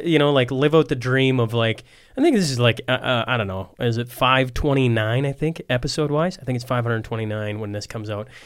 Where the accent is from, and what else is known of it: Saskatchewan, Canada